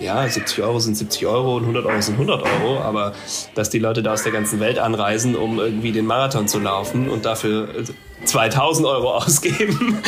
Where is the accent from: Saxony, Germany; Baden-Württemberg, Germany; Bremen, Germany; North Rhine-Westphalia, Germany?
Baden-Württemberg, Germany; Ravensburg; now in Berlin, Germany; ich bin in Ravensburg aufgewachsen, da bin ich jetzt gerade